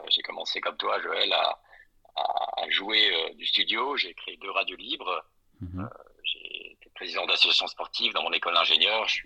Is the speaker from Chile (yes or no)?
no; Brussels, Brussels-Capital Region, Belgium; also born or lived in Strasbourg; now in France; Je suis né à l'étranger, à Bruxelles, de parents binationaux. J'ai grandi entre ces deux belles capitales européennes que sont Bruxelles et Strasbourg